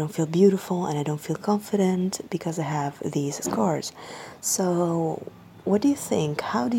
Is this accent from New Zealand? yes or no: no; Egypt; I'm 24 years old and I'm from Egypt.